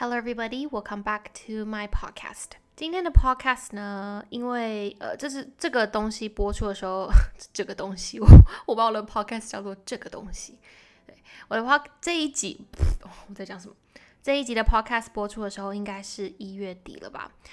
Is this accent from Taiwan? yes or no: yes; Taiwan; moved away as an adult; now in Hong Kong; 我是台湾人